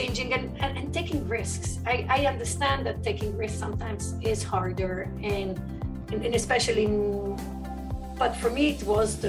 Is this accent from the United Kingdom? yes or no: no; Brussels, Brussels-Capital Region, Belgium; moved away as an adult; also born or lived in Luxembourg; I was born in Belgium, and I lived between Belgium and Luxembourg most of my life. I did finished high school in Brussels at the European School because my parents worked at the EU, and then I moved to Italy for chemistry.